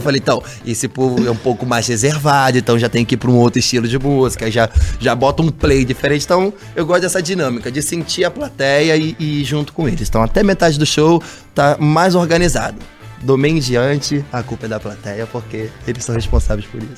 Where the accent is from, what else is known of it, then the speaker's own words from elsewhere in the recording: Rio de Janeiro, Brazil; also born or lived in Nova Iguaçu; eu sou nascido em Nova Iguaçu, na Baixada Fluminense do Rio de Janeiro, e fui morar no Vidigal